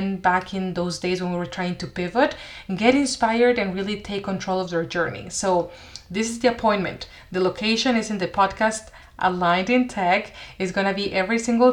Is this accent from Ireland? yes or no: no; Mexico; moved away as an adult; also born or lived in Seattle, United States; I went to the US for college. I'm originally from Mexico